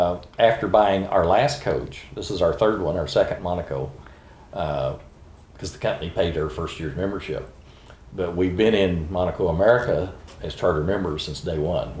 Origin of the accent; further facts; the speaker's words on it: Oklahoma City, Oklahoma, United States; Born and raised and grew up in the south side of Oklahoma City and went off to the Navy and came back here.